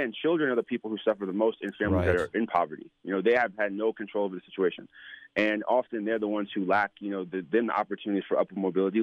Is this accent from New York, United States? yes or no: yes; New York, United States; I was born in New York. I was born in Manhattan